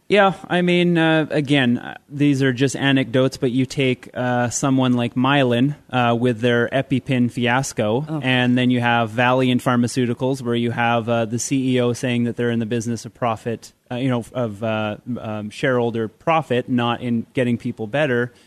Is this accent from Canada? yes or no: yes; Canada; I'm a Canadian